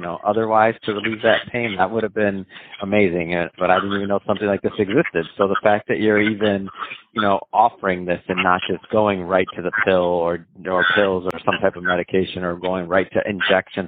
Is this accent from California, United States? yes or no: no; Michigan, United States; moved away as an adult; now in Los Angeles, United States; I'm from I'm from the Midwest. I'm from Michigan